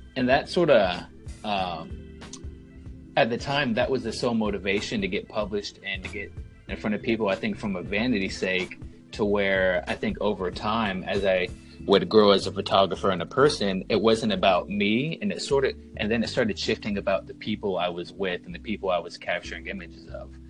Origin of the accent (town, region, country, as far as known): North Carolina, United States; born or raised there; moved away as an adult